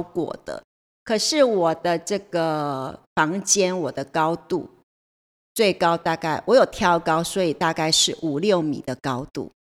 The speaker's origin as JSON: {"language": "Chinese", "town": "Taitung", "region": "Taitung County", "country": "Taiwan", "tie": "born or raised there", "also_born_or_lived": "Changhua / Taipei", "moved": "as an adult", "said": "那我算是闽南人，对，我跟着爸爸，我六岁来到从彰化嗯哼。来到台东，搬到台东来，对，那才，呃，我的求学历程都是在，在台在东。台东完成的。哦。从小学小一啊，哦。我来这边读小一，从小一到，呃，就是师专毕业"}